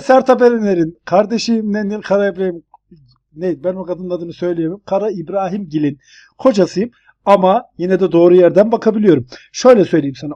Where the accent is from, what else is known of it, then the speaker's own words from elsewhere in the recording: Turkey; now in United States; bir Türkiye'li olarak